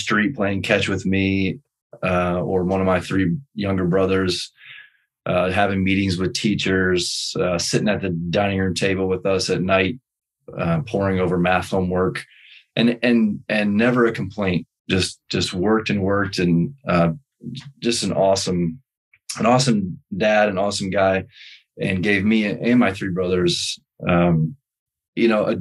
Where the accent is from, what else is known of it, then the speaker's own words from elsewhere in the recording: Akron, Ohio, United States; moved away; also born or lived in Portland, Oregon / Michigan; I'm from Akron, Ohio